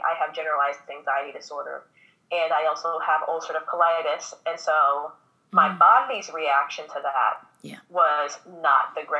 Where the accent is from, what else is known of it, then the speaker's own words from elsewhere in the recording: Missouri, United States; also born or lived in Minnesota; now in Louisiana, United States; I actually was not born in Louisiana. I was born in Missouri. My parents were born in Louisiana, and then we just found our way back down here somehow. But I'm from Missouri. We, as a family, moved to Minnesota, and then we moved to Louisiana.